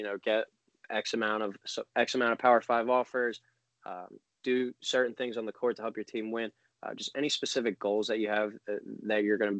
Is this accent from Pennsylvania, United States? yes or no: yes; Philadelphia, Pennsylvania, United States; So I'm from the Philadelphia area